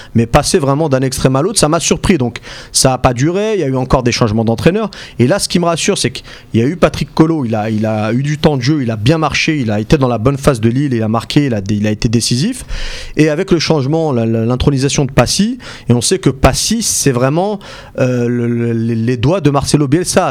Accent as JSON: {"language": "French", "country": "Algeria", "said": "en tant qu'Algérien"}